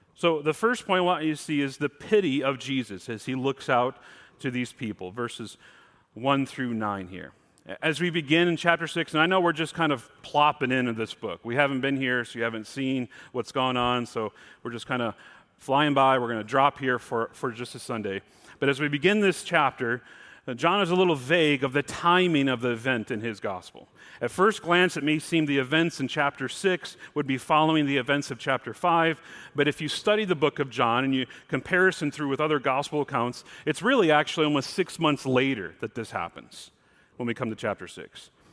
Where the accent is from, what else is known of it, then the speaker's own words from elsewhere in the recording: Mount Morris, Michigan, United States; now in Pacific Northwest, United States; I'm from Mount Morris